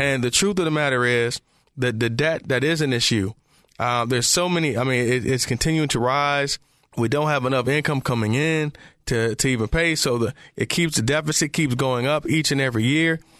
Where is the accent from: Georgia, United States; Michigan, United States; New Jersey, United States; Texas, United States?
Michigan, United States; Detroit; I'm from Detroit